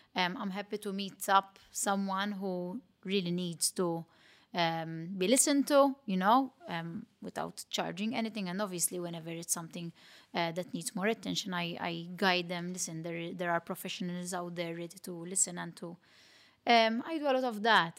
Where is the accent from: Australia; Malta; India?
Malta; accent: Matab girl; my Matab girl accent